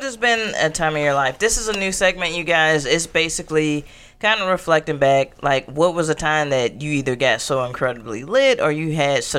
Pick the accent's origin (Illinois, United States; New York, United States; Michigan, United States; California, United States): Illinois, United States; Aurora; born or raised there